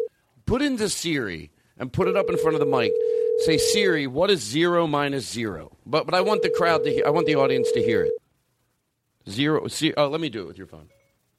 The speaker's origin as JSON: {"language": "English", "town": "Philadelphia", "region": "Pennsylvania", "country": "United States", "accent": "Philly", "moved": "yes", "said": "I'm from Philadelphia, and I perform there"}